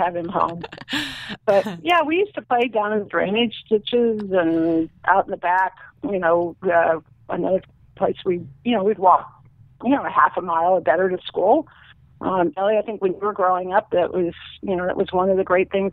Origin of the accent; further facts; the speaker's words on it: suburban New Jersey, United States; I grew up in New Jersey, actually, suburban New Jersey